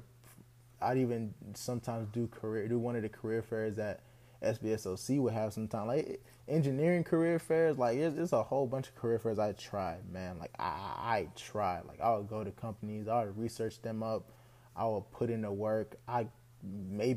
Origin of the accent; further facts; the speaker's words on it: Houston, Texas, United States; I'm a Nigerian American from Houston, Texas. I went to school here in Texas, pretty much been in Texas all my life, so this is kind of all I know